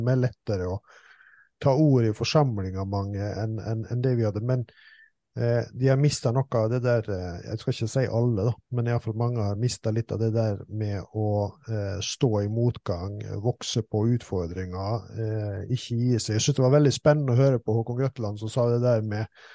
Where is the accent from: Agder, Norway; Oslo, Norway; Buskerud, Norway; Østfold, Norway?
Østfold, Norway; vi kommer jo fra Norges ledende fotballfylke